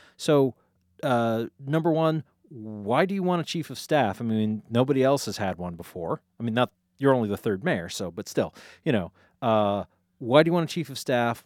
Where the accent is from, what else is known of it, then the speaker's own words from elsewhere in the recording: Easthampton, Massachusetts, United States; the great city of East Hampton, my hometown